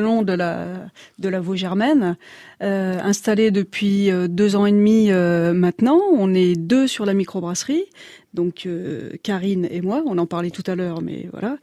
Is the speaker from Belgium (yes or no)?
no; the North, France; moved away; also born or lived in Chablis; je suis certes originaire du Nord